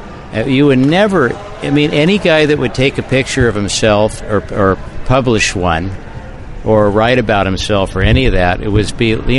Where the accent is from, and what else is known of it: Santa Barbara, California, United States; born or raised there; now in Half Moon Bay, United States